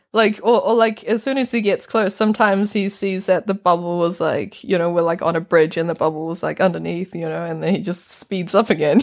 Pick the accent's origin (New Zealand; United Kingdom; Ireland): New Zealand; North Island; accent: New Zealand; now in Norway; I'm from New Zealand, I'm from the mm-hmm. North Island